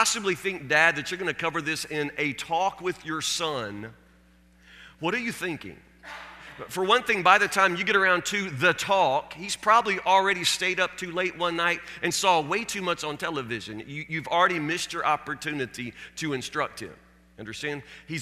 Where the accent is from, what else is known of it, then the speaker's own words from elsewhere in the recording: Warren County, Kentucky, United States; When I was a kid growing up in Warren County, Kentucky